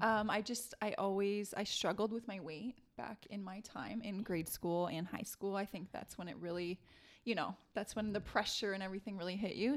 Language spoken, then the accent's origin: English; Windsor, Ontario, Canada; now in Toronto, Canada; I'm from Windsor